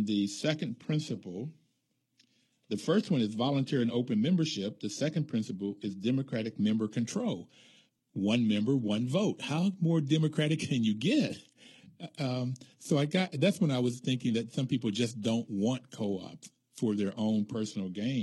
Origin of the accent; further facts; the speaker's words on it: United States; I grew up black in America